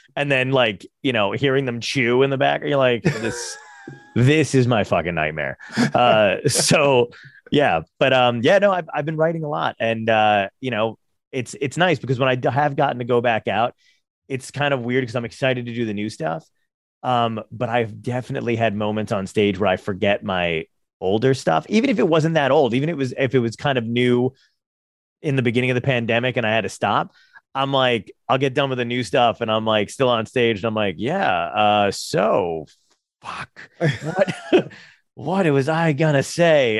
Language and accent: English; Toms River, New Jersey, United States; also born or lived in Brooklyn, New York; I'm from Tom's River